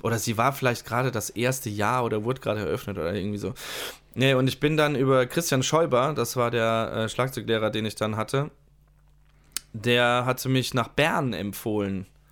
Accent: Ludwigshafen, Rhineland-Palatinate, Germany; nach Ludwigshafen zurück an, mhm. äh, an die Musikschule gewechselt, also das heißt zurück äh, in meinen Geburtsort

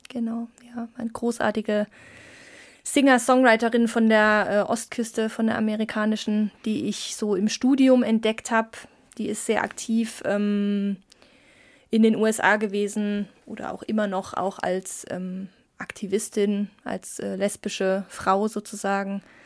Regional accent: Saarland, Germany; moved away; ich komme ja aus dem Saarland gebürtig

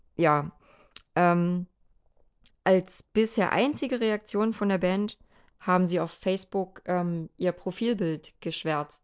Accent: eastern Germany, Germany; bei uns im Osten

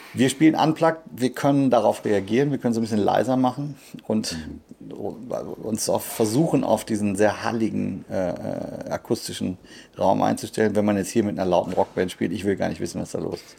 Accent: Sauerland, North Rhine-Westphalia, Germany; Das ist unweit von meinem Heimatort

